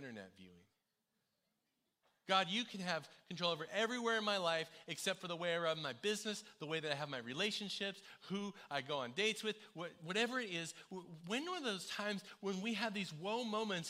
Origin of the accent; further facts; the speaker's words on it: United States; moved away; as an American